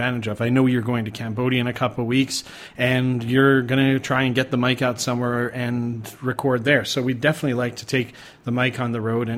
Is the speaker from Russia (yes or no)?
no; Canada; moved away as an adult; also born or lived in Thailand; now in Malaysia; I'm from Canada